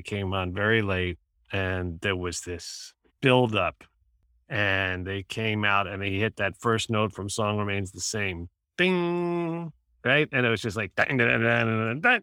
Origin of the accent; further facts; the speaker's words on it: New York City, New York, United States; I grew up in Manhattan, so I went to Madison Square Garden